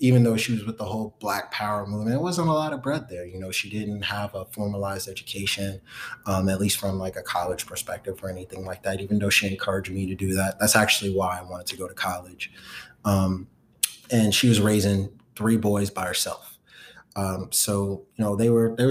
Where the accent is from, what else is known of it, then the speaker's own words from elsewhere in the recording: New York City, New York, United States; where I grew up in Brooklyn was Clinton Hills. I lived on Clinton and Myrtle